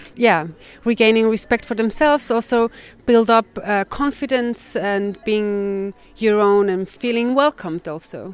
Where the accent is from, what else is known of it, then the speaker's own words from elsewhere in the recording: Switzerland; I'm from Switzerland.